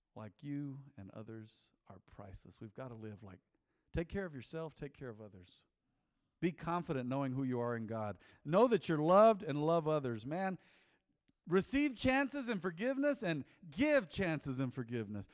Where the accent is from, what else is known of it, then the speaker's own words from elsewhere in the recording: United States; I was born American, born and bred. I'm American, I'm real American.